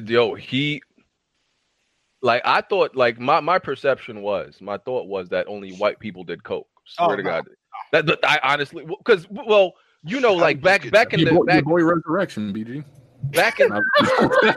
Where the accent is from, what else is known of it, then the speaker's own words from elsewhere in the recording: New York City, New York, United States; I was born at Interfaith in Brooklyn